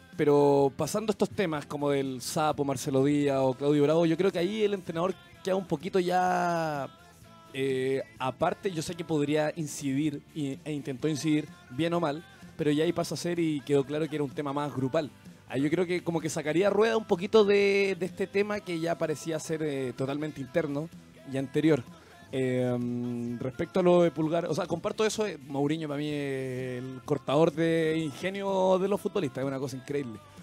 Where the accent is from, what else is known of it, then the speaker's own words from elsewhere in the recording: Chile; como chileno